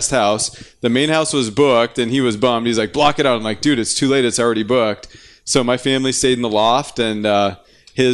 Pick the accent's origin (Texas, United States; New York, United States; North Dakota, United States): North Dakota, United States; I'm from North Dakota